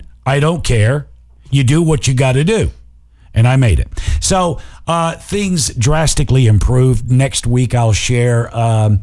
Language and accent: English; across the bridge from Muscle Shoals, Alabama, United States; I went across the bridge away from my hometown. I went over to Muscle Shoals.